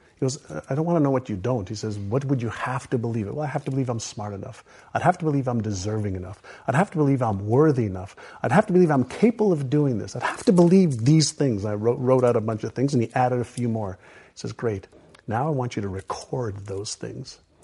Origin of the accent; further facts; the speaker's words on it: Montreal, Quebec, Canada; English is a second language; also born or lived in Israel; when I was five, I moved from Israel, where I was born, to Montreal